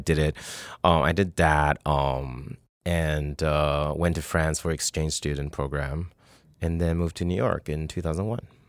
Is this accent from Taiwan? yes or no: yes; Taiwan; moved away; also born or lived in Canada; I grew up in Taiwan